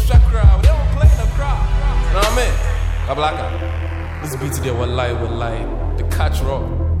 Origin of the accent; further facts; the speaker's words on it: Accra, Greater Accra, Ghana; now in Charlotte, United States; I'm from West Africa, Ghana. Precisely Accra, Charlotte.